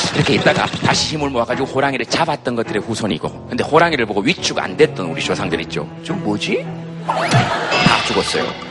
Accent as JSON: {"language": "Korean", "town": "Yeongcheon", "region": "North Gyeongsang", "country": "South Korea", "tie": "born or raised there", "said": "제 고향이 영천입니다."}